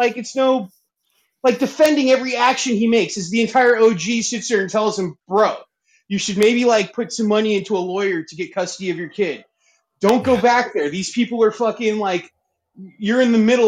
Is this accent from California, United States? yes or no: yes; Los Angeles, California, United States; I'm from Woodland. I used to live right across from Woodland Hills Country Club